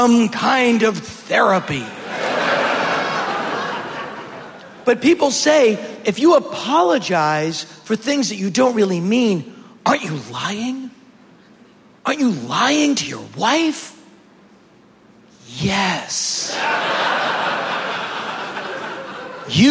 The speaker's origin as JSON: {"language": "English", "area": "Boston area", "region": "Massachusetts", "country": "United States", "moved": "yes", "lives_now": "Los Angeles, United States", "said": "I'm from Boston, which is a very liberal, progressive town. It is, you know, near the colleges. And but you go 30 minutes outside of town where I'm really from"}